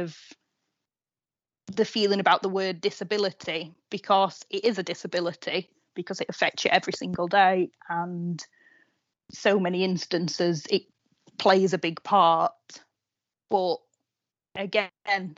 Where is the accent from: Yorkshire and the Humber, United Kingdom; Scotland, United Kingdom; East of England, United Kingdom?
Yorkshire and the Humber, United Kingdom; Doncaster; moved away as an adult; now in Sheffield, United Kingdom; I'm originally from Doncaster